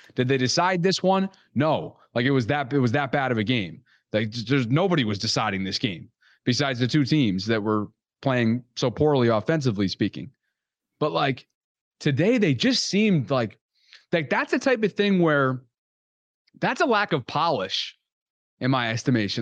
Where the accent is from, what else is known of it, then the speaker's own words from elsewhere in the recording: Albany, New York, United States; I'm from Albany, which is, like, capital region area of New York